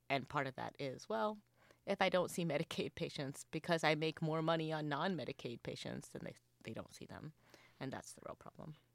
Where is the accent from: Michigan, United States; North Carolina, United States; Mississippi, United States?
North Carolina, United States; I grew up in North Carolina at a time where being not white or not black was not cool